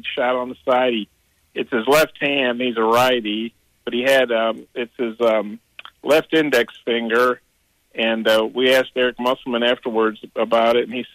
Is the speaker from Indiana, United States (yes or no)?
no; Arkansas, United States; I told him I was from Arkansas